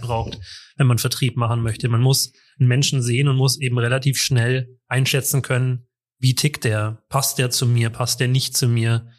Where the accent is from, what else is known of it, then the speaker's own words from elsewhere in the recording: Munich, Bavaria, Germany; ich komme aus München